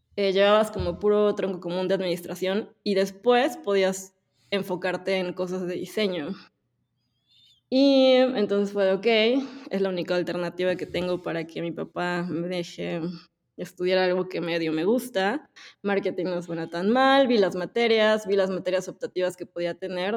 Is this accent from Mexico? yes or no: yes; Puebla, Mexico; nací en Puebla.